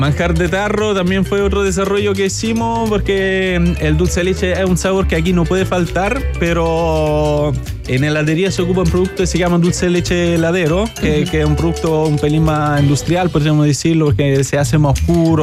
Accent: Italy; moved away as an adult; also born or lived in Moscow, Russia; now in Chile; nací en Moscú, pero desde chiquitito hace eh, cuando tenía dos años, mi papá emigraron a Italia y ahí viví toda mi vida

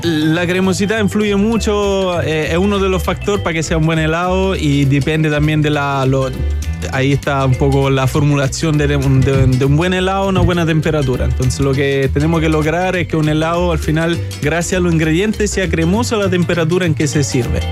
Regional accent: Italy; moved away as an adult; also born or lived in Moscow, Russia; now in Chile; nací en Moscú, pero desde chiquitito hace eh, cuando tenía dos años, mi papá emigraron a Italia y ahí viví toda mi vida

